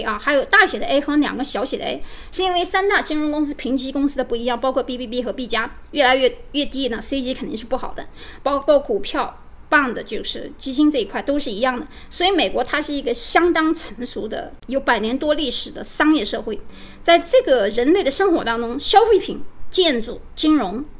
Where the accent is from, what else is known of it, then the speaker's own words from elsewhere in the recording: China; 我们中国人